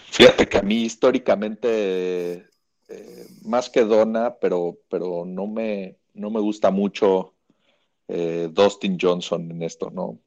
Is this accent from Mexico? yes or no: yes; Mexico; era de México